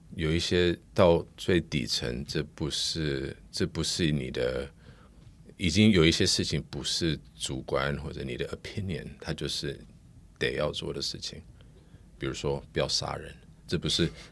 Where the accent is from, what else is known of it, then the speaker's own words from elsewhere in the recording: United States; Chinese is a second language; now in Taiwan; 因为我在美国成长的，所以我，我的英文到现在还是比我中文好